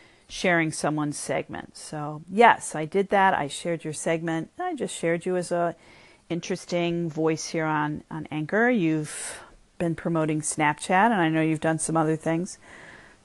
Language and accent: English; United States; I'm still an American who really only speaks English well